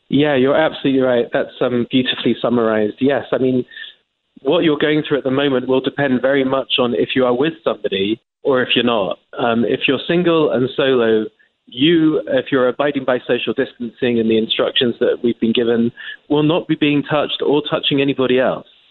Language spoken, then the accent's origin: English; England, United Kingdom; accent: English; moved away as an adult; now in United States; As an Englishman, as you can tell by my accent